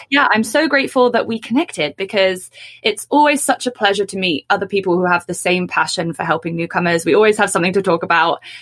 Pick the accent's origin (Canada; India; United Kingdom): United Kingdom; England; me being English